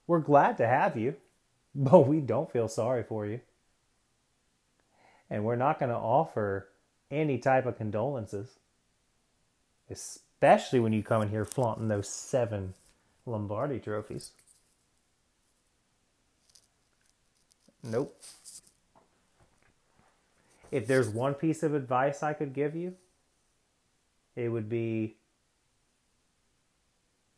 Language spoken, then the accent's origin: English; Chesapeake, Virginia, United States; I grew up in Chesapeake, Virginia.